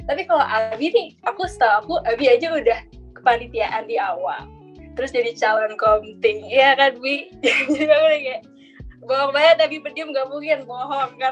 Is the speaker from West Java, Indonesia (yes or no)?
yes; Bogor, West Java, Indonesia; aku tuh dari Bogor aku orang Sunda ngejokes pakai bahasa Sunda